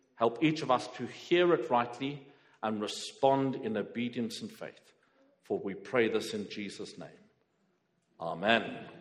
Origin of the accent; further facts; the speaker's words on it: South Africa; now in Croydon, United Kingdom; I'm from South Africa.